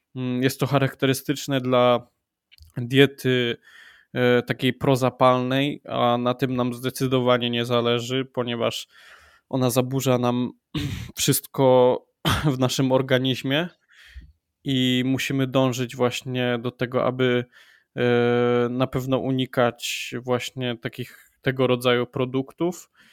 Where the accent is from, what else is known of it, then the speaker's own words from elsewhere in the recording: Wrocław, Lower Silesian Voivodeship, Poland; Jestem e, z Wrocławia